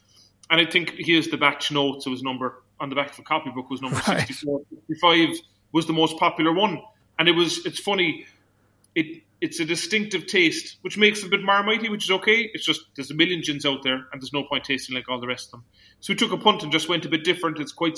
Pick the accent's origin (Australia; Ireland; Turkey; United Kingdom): Ireland; Kinsale, Munster; So, just being from Kinsale or being Irish wasn't going to be enough.